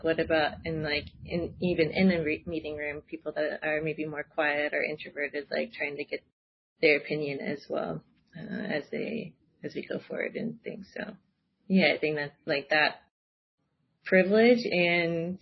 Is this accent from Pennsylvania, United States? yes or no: no; California, United States; moved away as an adult; also born or lived in Seattle, Washington; now in Amsterdam, Netherlands; I come from California, but I lived in Seattle for about 9 years